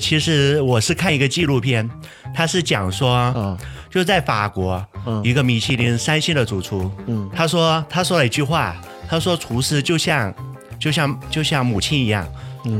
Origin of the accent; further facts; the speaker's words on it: Jiangxi, China; moved away as an adult; now in Xiamen, China; 我是江西人啊